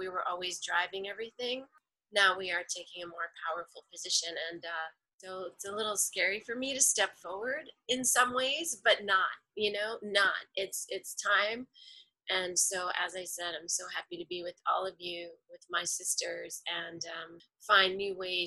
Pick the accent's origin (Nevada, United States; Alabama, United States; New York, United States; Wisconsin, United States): New York, United States; New York City; I am a native New Yorker